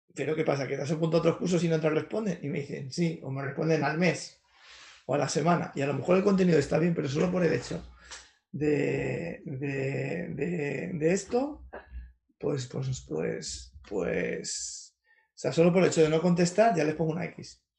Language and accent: Spanish; Madrid, Community of Madrid, Spain; Sí, yo soy de Carabanchel, de Madrid, que no es el mejor barrio de Madrid, tampoco es el peor, un barrio normal, es un barrio obrero